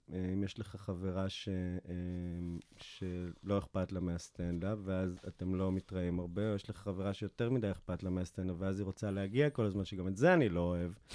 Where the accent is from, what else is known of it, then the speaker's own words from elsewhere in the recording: Afula, Northern District, Israel; זה אחד החורים הכי מושתנים בארץ, גדלתי שם